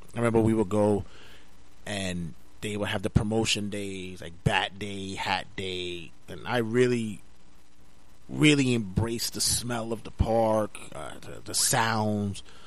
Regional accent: New York City, New York, United States; Growing up in Brooklyn, New York, and and having to be in, in such a rough and tumble neighborhood

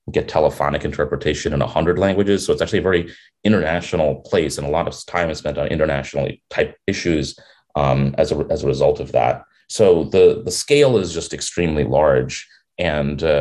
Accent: New York City, New York, United States; I'm a New Yorker. I grew up here

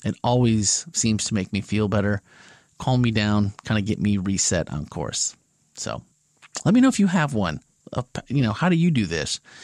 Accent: Wisconsin, United States; We both grew up in Wisconsin

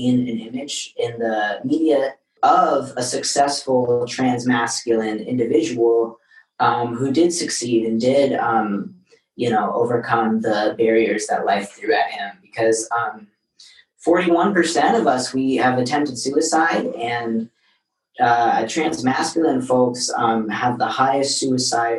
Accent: Seattle, Washington, United States; now in Los Angeles, United States; I grew up in Seattle.

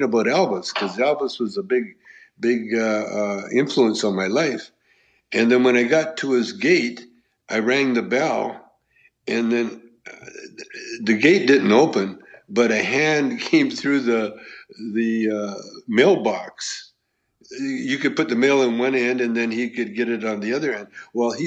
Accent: Canada; moved away; I grew up in Canada and my dad is Chinese. My mother is white

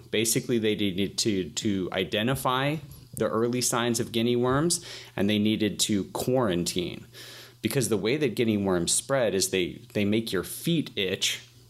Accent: Atlanta, Georgia, United States; So I'm from Atlanta, Georgia, and Atlanta is, you know, of course, home to Coca-Cola and UPS and a couple of other big businesses

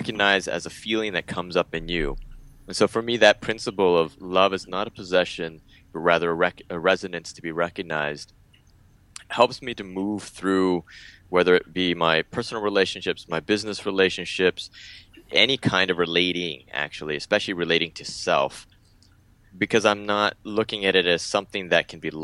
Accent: San Diego, California, United States; moved away as an adult; also born or lived in Mexico City, Mexico; now in Bali, Indonesia; I was born in Mexico City, and I moved when I was about 9 or 10 months old to the United States. Grew up in San Diego, California

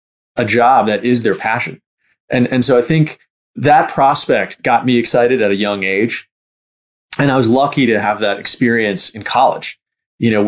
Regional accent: New York City, New York, United States; I grew up in Bayside, Queens, which is like close to Long Island, but sort of still in the city.

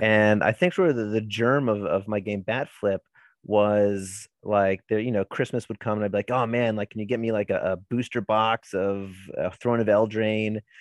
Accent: Maryland, United States; born and bred from Maryland

